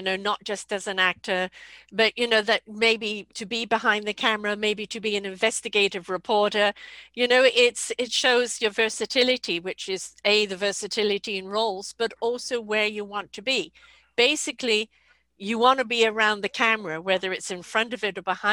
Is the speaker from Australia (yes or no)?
no; England, United Kingdom; moved away; I'm from England